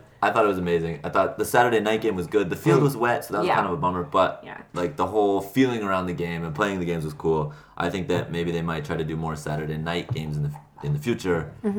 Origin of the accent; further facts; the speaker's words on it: Nebraska, United States; I'm from Nebraska.